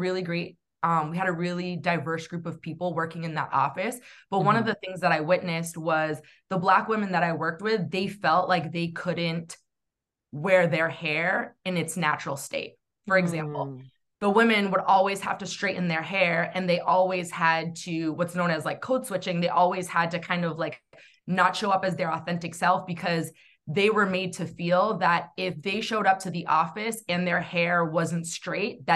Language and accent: English; New Hampshire, United States; growing up in New England, specifically New Hampshire